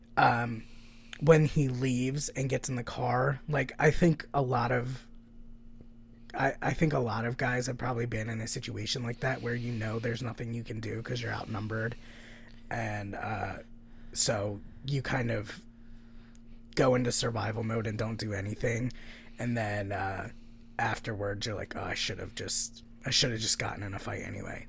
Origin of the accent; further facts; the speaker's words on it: the South, United States; I'm fucking technically from the South, and I feel like a foreigner in the South